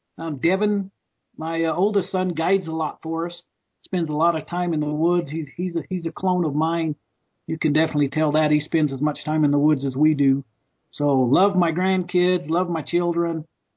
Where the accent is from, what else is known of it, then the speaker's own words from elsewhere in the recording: Snowflake, Arizona, United States; I'm proud to be a native Arizonan for the last 46 years, born and raised in Snowflake, which is 30 miles west of Heber, just a little bit down off the Mogollon Rim, a little bit closer to the White Mountains.